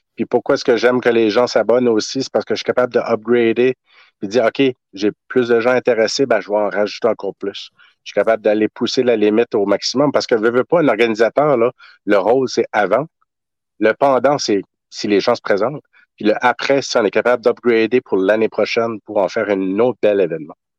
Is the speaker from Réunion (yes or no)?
no; Tracadie-Sheila, New Brunswick, Canada; Je suis originaire de Nouveau-Brunswick, euh, tracadie shayla